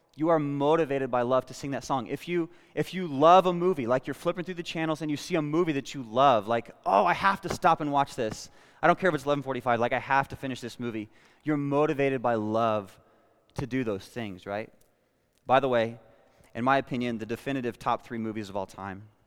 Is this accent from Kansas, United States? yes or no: yes; Western Kansas, United States; I was born in Western Kansas